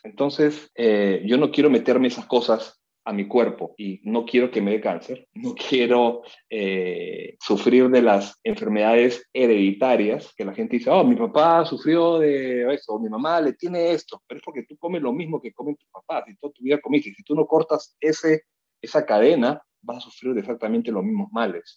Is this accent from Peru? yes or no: yes; Peru; moved away; also born or lived in New York; como peruano